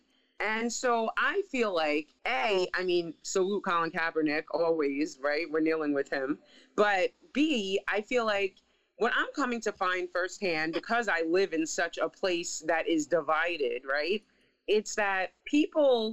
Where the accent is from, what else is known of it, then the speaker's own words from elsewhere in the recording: New York City, New York, United States; moved away; my hometown newspaper